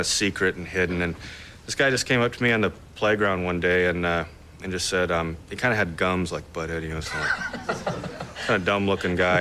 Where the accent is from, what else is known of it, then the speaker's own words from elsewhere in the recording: Albuquerque, New Mexico, United States; moved away; also born or lived in San Diego / Texas; I'm originally from Albuquerque